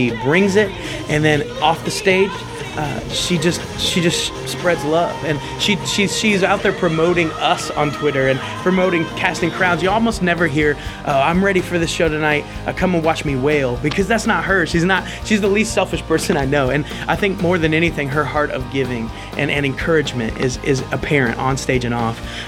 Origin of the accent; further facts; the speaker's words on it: Terre Haute, Indiana, United States; moved away as an adult; also born or lived in Anderson, Indiana; now in Nashville, United States; I was born and raised in Terre Haute, Indiana